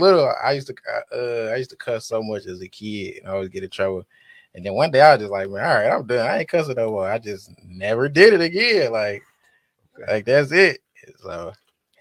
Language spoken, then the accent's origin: English; Detroit, Michigan, United States; Now that's our street. We grew up on Crane.